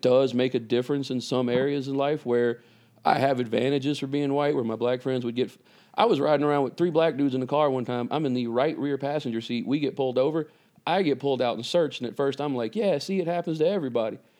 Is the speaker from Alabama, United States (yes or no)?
no; Vicksburg, Mississippi, United States; moved away; I was raised in Mississippi, a town called Vicksburg, Mississippi.